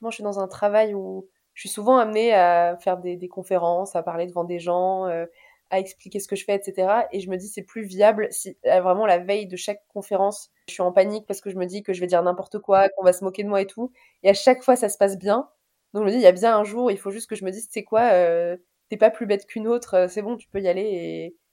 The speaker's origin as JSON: {"language": "French", "country": "Tunisia", "lives_now": "Paris, France", "said": "Bah moi, euh, en tant que vraie Tunisienne, je vais dire l'amlochria."}